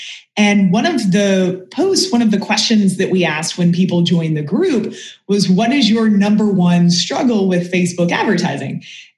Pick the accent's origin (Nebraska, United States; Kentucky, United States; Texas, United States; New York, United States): Kentucky, United States; You know, I'm from Kentucky and same thing. People are like, …, where'd your accent go?